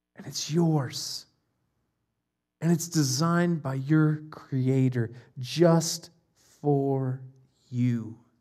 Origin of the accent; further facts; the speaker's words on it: Ohio, United States; my parents are in Ohio. We're from Ohio